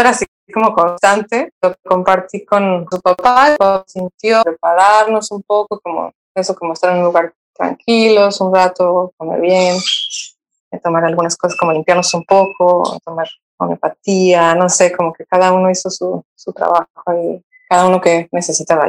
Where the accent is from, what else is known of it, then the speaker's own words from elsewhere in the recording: Mexico City, Mexico; moved away as an adult; yo soy originaria de la Ciudad de México y hace más de 12 años me vine a vivir aquí, a, la costa.